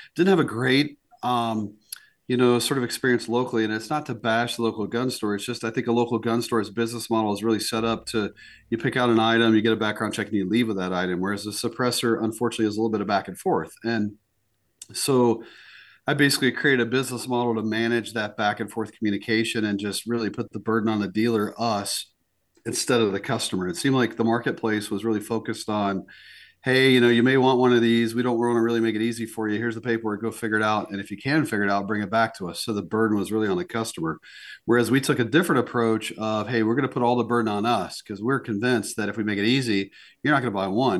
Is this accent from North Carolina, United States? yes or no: yes; North Carolina, United States; moved away as an adult; now in South Dakota, United States; I was born in the South and grew up there in the Southeast, mostly in North Carolina